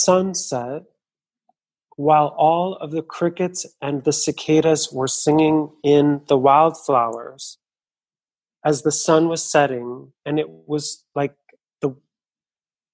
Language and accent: English; California, United States; moved away as an adult; now in Chicago, United States; I moved to Chicago, which was about 10 years. I grew up in California